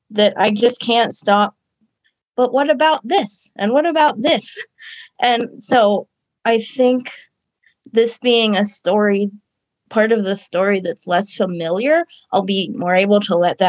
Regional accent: Ohio, United States; I am from Ohio in America.

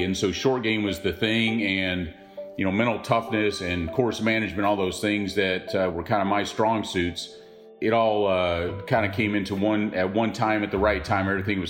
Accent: United States; also born or lived in Canada; Despite being American

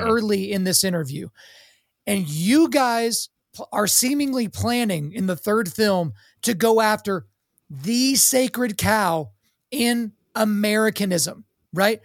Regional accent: Oklahoma, United States; I grew up in Oklahoma

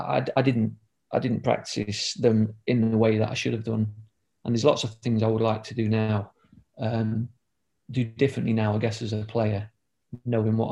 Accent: Ilkeston, East Midlands, United Kingdom; because I'm from Derby, but I'm from Ilkeston

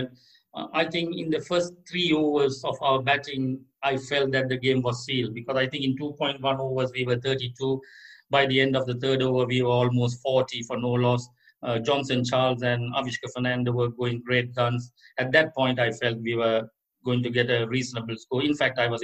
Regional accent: Colombo, Western Province, Sri Lanka; now in Jaffna, Sri Lanka; I was born in Colombo in 1966.

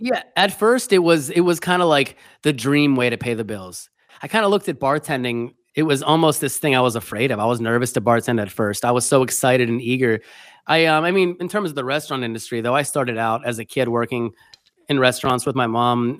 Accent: Pennsylvania, United States; moved away as an adult; now in New York City, United States; I grew up in Pennsylvania, but I came to New York City for college

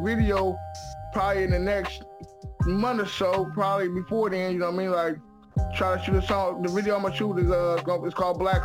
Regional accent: San Francisco, California, United States; I'm from San Francisco, born and raised, I'm from Sunnyvale Housing Projects

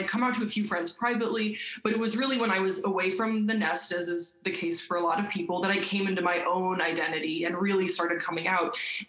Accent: South Carolina, United States; born there; also born or lived in Delaware / Belgium; Yeah, so I was born in South Carolina, and my dad was a Navy chaplain

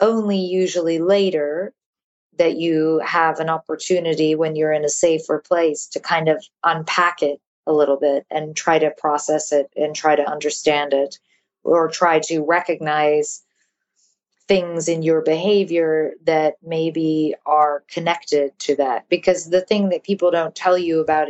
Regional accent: London, United Kingdom; moved away as an adult; also born or lived in New York / United States; I was born in London. And then I moved to New York when I was 2. And then I moved back to London when I was 8. Mm-hmm. And then I moved back to the U.S. when I was 18 for college

